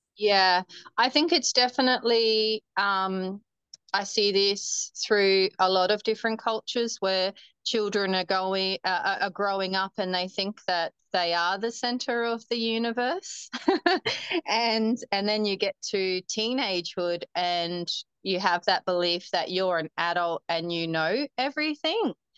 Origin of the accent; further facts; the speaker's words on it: Humpty Doo, Northern Territory, Australia; also born or lived in Darwin; I was born in Darwin, and I the the same doctor that delivered me actually delivered my cousins, my dad, and my uncles and auntie. So a little small town. Um, I grew up on a farm actually outside of Darwin, called um, a suburb called Humpty Doo